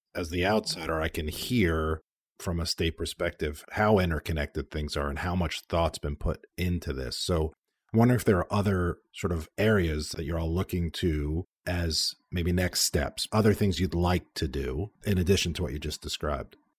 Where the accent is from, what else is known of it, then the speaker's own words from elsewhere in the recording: New York, United States; I grew up in New York